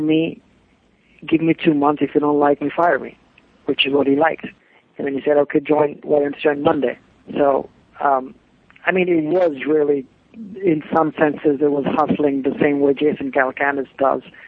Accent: India; moved away as an adult; also born or lived in Bloomington, Indiana / New York / London; now in Los Angeles, United States; I moved from India to U.S.

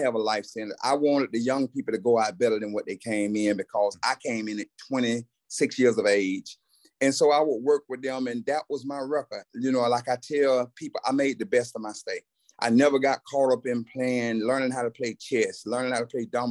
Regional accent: Camilla, Georgia, United States; I was born and raised in Camilla, Georgia

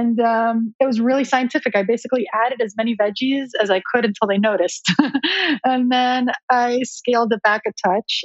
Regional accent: Miami Beach, Florida, United States; here in Miami Beach, my hometown.

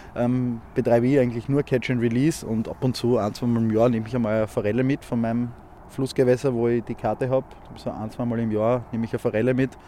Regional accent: Graz, Styria, Austria; aus Graz, bin 30 Jahre alt

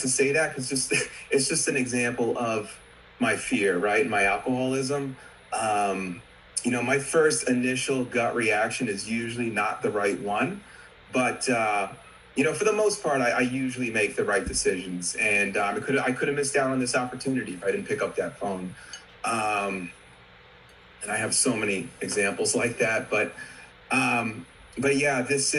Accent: Huntington, New York, United States; also born or lived in Dix Hills; I grew up on Long Island, in Huntington and Dix Hills

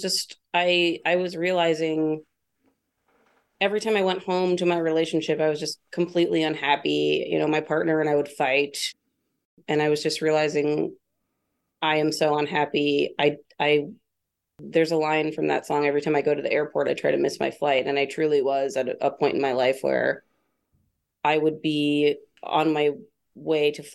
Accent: Newcastle, Ohio, United States; also born or lived in Columbus, Ohio; I grew up on an 80-acre farm in this place called Newcastle, Ohio

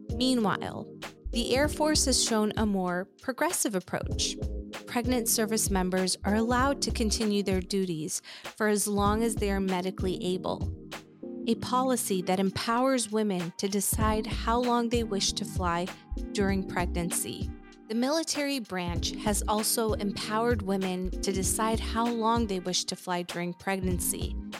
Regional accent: Afghanistan; moved away; I'm originally from Afghanistan

